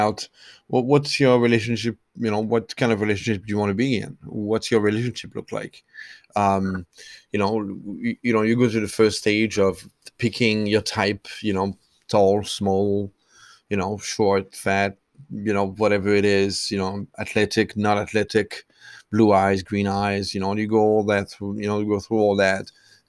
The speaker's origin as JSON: {"language": "English", "country": "France", "also_born_or_lived": "Ireland", "second_language": "English", "moved": "yes", "lives_now": "United States", "said": "Traveled, I'm originally from France, lived in Ireland, moved to the US, lived in Boston, Los Angeles, Miami."}